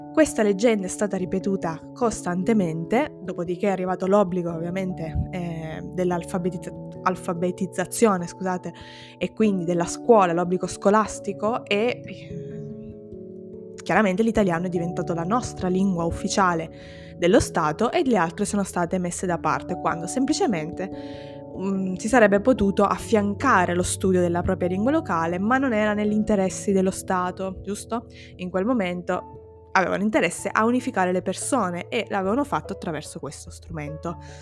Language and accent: Italian; Sicily, Italy; mi sento tanto italiana quanto siciliana